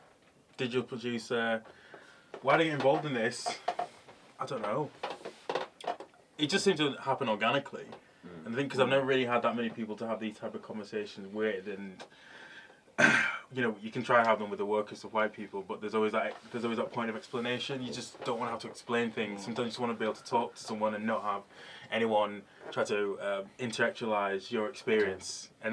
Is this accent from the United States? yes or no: no; United Kingdom; Yeah, I guess growing up in Plaiton, somewhere like Wivenhoe, which is very similar to you lot, it's a seaside town. My mum and dad are still like the only black family there